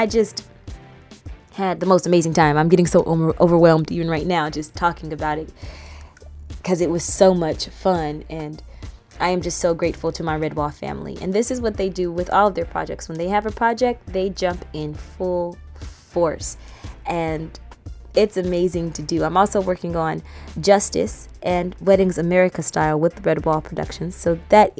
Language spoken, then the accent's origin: English; Riverdale, Georgia, United States; moved away as an adult; now in New York, United States; I am originally from Riverdale, Georgia, which is just outside of Atlanta. And I moved to New York to go to school